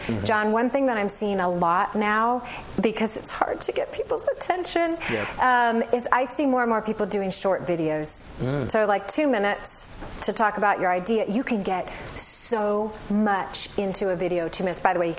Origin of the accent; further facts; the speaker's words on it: Berkeley, California, United States; Again, I'm from Berkeley, so you have to permit me.